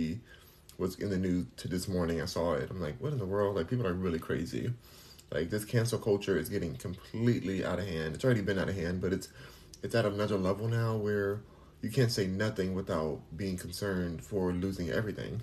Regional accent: Los Angeles, California, United States; accent: California; now in Houston, United States; I'm from Los Angeles

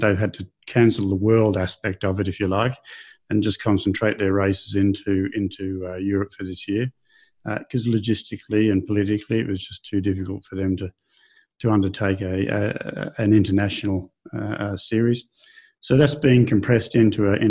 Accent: Australia; moved away; being Australian

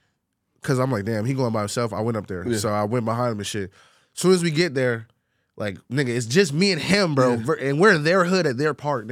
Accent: Orlando, Florida, United States; I'm from Orlando, Florida.

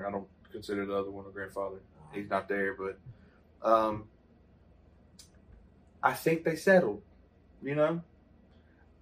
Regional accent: Southwest Mississippi, United States; we're from Southwest Mississippi

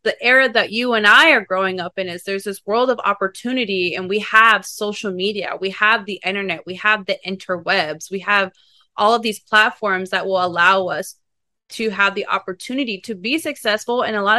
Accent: Kansas, United States; now in Los Angeles, United States; because I am from Kansas too. I don't think Kansas people, like, it doesn't like reside with them.

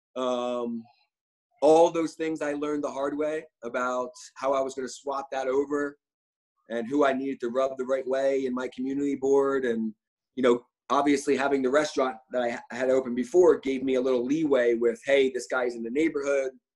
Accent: Philadelphia, Pennsylvania, United States; moved away as an adult; also born or lived in New York; now in Sarasota, Florida, United States; I'm originally from Philadelphia, but uh, I've been living in New York now for 17 years.

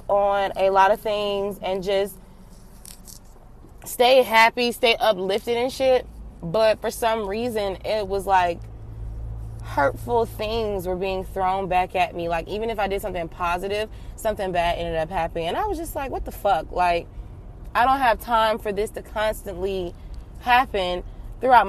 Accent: Atlanta, Georgia, United States; now in Florida, United States; I'm from Atlanta

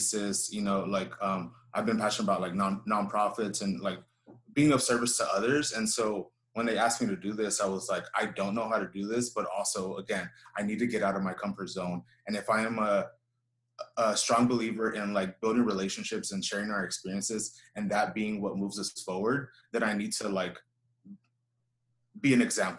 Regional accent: Houston, Texas, United States; I grew up here in Houston. I was born here, raised here

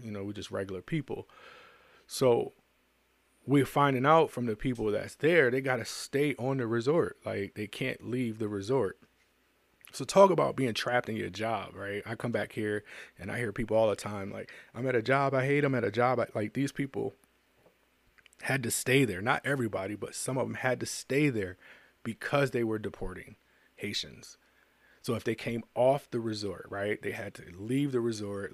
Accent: United States; I'm an American.

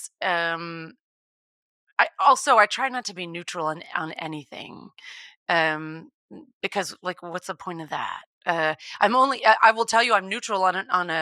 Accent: Texas, United States; I grew up in Texas, and I come from an animal background

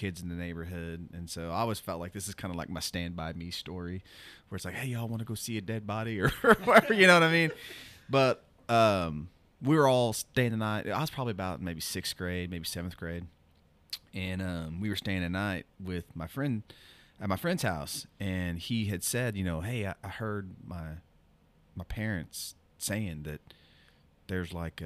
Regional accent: Broken Arrow, Oklahoma, United States; also born or lived in Tulsa, Oklahoma; I grew up, we moved from East Tulsa to Broken Arrow

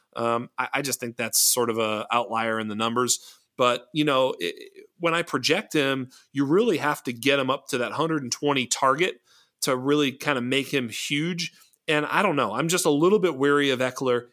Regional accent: Boston, Massachusetts, United States; I'm from Boston

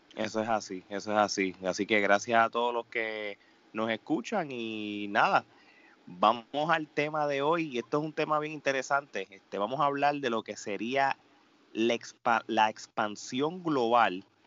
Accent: Puerto Rico; hablo de Puerto Rico porque yo soy de allá

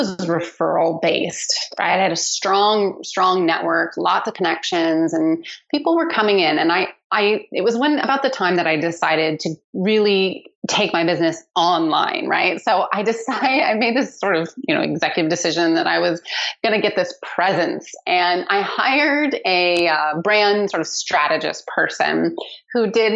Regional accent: Seattle, Washington, United States; I grew up in Seattle, where I still live

